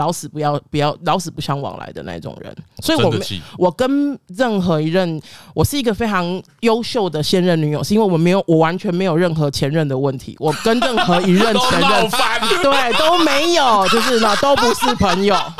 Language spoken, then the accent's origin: Chinese; Kaohsiung, Taiwan; 我是高雄人，